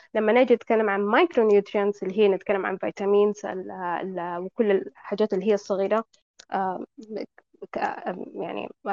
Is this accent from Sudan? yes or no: yes; Sudan; عندنا في السودان